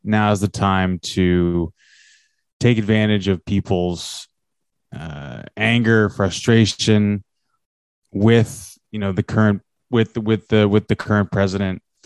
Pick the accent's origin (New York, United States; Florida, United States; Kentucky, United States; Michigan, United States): New York, United States; New York City; I am from New York City